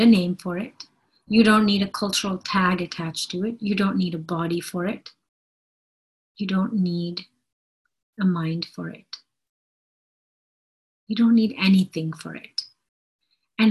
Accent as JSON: {"language": "English", "country": "India", "said": "I'm Indian"}